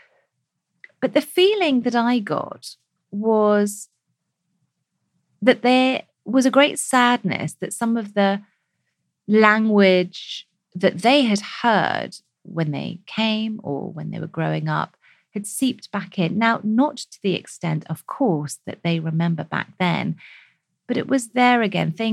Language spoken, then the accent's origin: English; United Kingdom; we as British South Asians